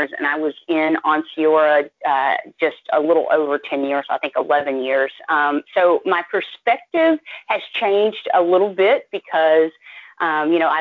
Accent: Dallas, Texas, United States; moved away as an adult; now in North Carolina, United States; I'm from the Dallas area

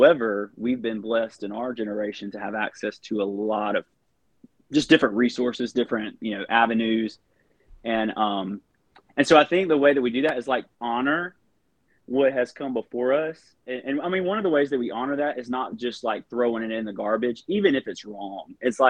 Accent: the Bible Belt, United States; we all grew up in the Bible Belt

